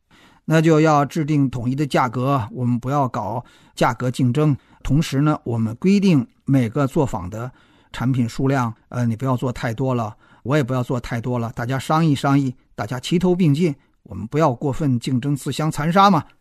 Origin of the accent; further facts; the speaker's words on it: China; 就像我们中国人不太知道志愿组织是个什么东西一样